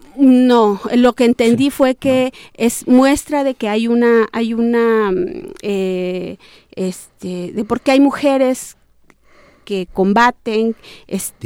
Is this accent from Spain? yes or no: no; Sierra Norte, Oaxaca, Mexico; Yo soy de la Sierra Norte del estado de Oaxaca, eh, en Nega Zapoteca